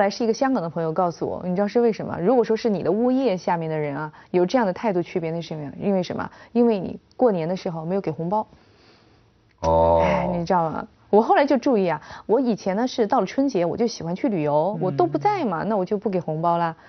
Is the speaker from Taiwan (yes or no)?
no; China; now in Hong Kong; 我是大陆人